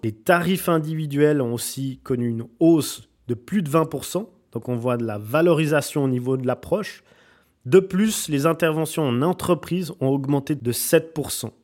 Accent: Switzerland; je viens de Suisse

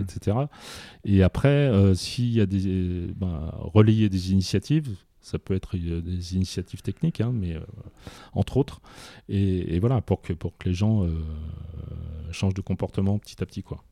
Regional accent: France; on est français

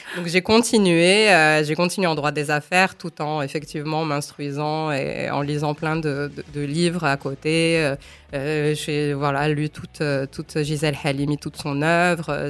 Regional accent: Morocco; Je suis une femme marocaine, je suis maman de deux enfants, je suis avocate, militante

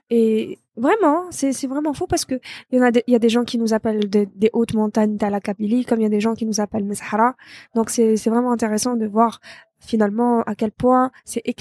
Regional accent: Algiers, Algiers Province, Algeria; also born or lived in Bou Saâda; Moi, j'ai grandi ici à Alger.

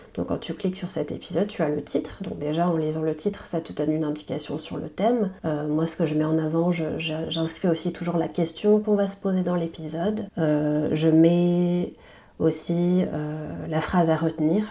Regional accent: Basque Country, Nouvelle-Aquitaine, France; also born or lived in Taiwan; Je suis née au Pays Basque, c'est une information euh, importante pour moi. Je suis née ici, j'ai grandi ici

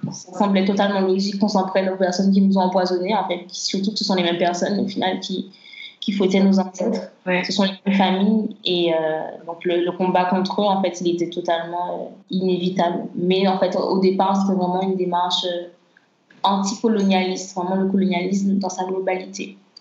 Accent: Martinique; en grandissant en Martinique

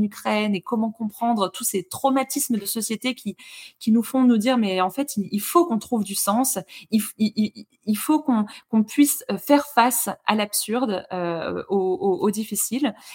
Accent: Lorraine, Grand Est, France; moved away; je viens de Lorraine à la base

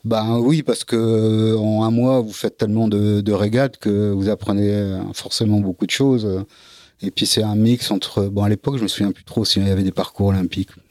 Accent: Dunkirk, Hauts-de-France, France; also born or lived in Lille / Brittany (Bay of Morlaix); je suis né à Dunkerque

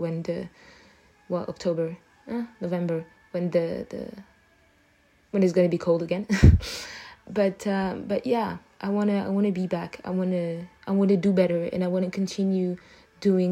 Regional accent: Abidjan, Côte d’Ivoire; first language French; English is a second language; moved away

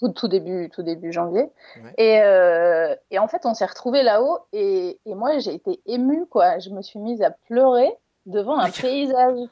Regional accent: Ardennes, Grand Est, France; moved away as an adult; also born or lived in Paris; now in Tønsberg, Norway; je suis originaire des Ardennes, donc j'ai quand même grandi à la campagne.

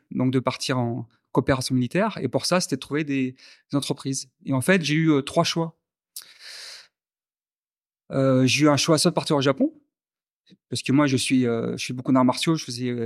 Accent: Algiers, Algiers Province, Algeria; born there; je suis ingénieur en mathématiques, mathématiques appliquées. Je suis né à Alger, Hein, puisque mon père a fait beaucoup d'expatriation

